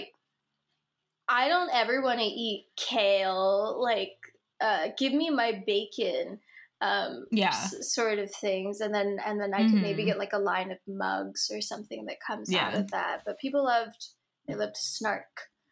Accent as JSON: {"language": "English", "region": "New Jersey", "country": "United States", "said": "I'm from New Jersey"}